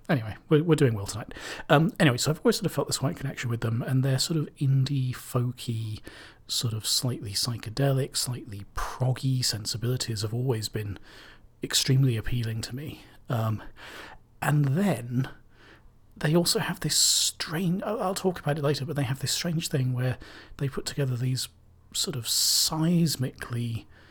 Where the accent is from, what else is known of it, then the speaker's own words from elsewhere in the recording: Cambridge, East of England, United Kingdom; I'm from Cambridge